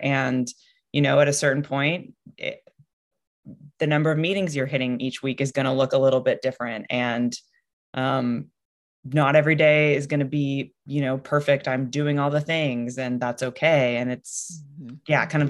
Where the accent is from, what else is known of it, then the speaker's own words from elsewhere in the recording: Northwest, United States; I'm from the Northwest, so I like to get outside.